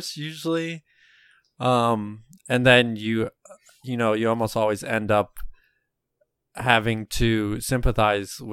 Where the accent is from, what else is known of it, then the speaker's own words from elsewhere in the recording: Florida, United States; we're all from Florida